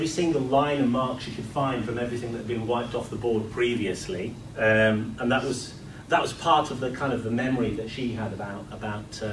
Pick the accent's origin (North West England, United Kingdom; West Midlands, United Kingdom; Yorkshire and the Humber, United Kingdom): Yorkshire and the Humber, United Kingdom; Leeds; I'm from Leeds, so that's how come I'm here